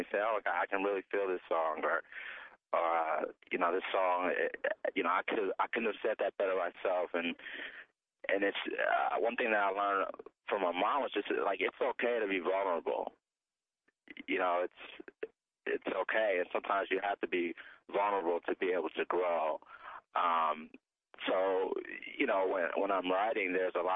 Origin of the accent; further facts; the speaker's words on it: Cleveland, Ohio, United States; my hometown of Cleveland, Ohio